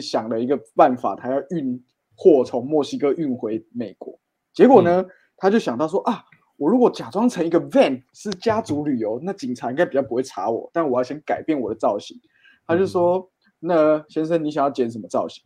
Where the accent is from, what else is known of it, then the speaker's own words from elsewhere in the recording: Tainan, Taiwan; 我们台南人